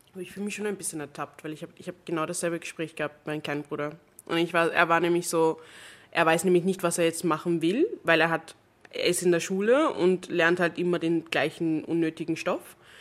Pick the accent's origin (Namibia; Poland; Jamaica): Jamaica; now in Vienna, Austria; wo ich herkomme. Da war ich so Jamaika